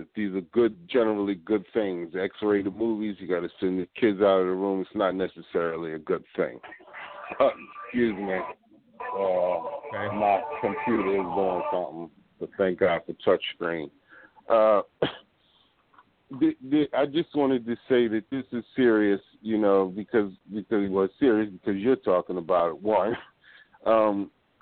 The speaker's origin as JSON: {"language": "English", "town": "Philadelphia", "region": "Pennsylvania", "country": "United States", "said": "I'm from Philly"}